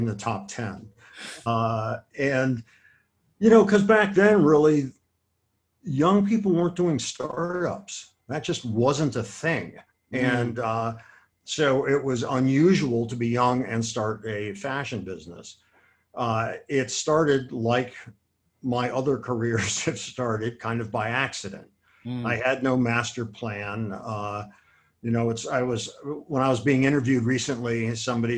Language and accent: English; Akron, Ohio, United States; most of my closest friends are people that I grew up with in Akron, Ohio.